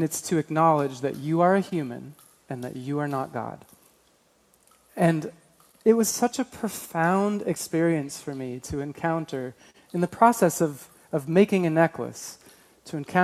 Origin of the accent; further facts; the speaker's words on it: Alaska, United States; I grew up in Alaska